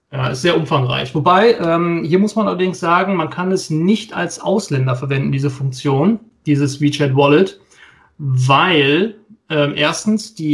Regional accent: North Rhine-Westphalia, Germany; ich bin auch Westfale

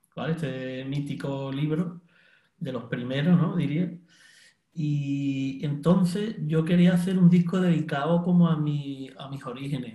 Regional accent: Cádiz, Andalusia, Spain; moved away as an adult; now in Barcelona, Spain; yo realmente soy de Cádiz, y, llego llevo aquí en Barcelona viviendo casi

